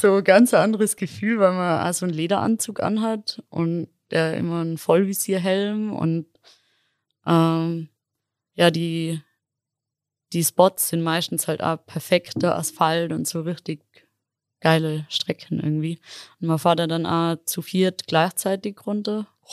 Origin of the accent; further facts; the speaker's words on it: Innsbruck, Tyrol, Austria; ich bin ursprünglich aus Innsbruck